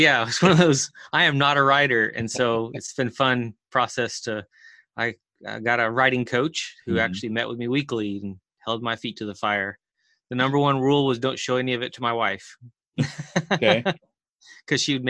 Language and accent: English; Chile; I grew up in South America and Chile as a missionary kid